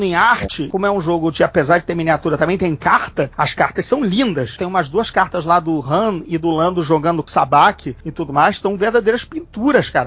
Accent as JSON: {"language": "Portuguese", "region": "Rio de Janeiro", "country": "Brazil", "said": "Sendo carioca, né, morando aqui numa grande guerra civil com facções mafiosas"}